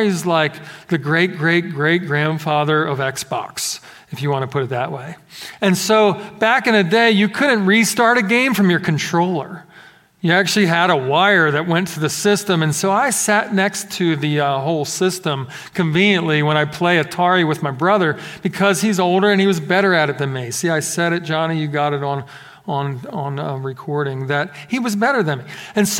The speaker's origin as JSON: {"language": "English", "town": "Philadelphia", "region": "Pennsylvania", "country": "United States", "tie": "born or raised there", "said": "growing up in Philadelphia, we did have some snowfall."}